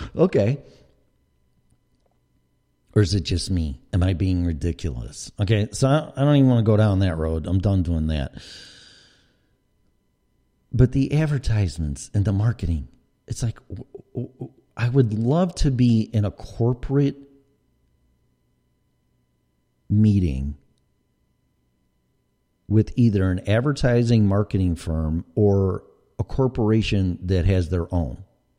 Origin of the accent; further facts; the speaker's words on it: Chicago, Illinois, United States; accent: Chicago; I mean, I know I have my accents. I have my Chicago accent, maybe a little Colorado, and maybe a little Florida in there.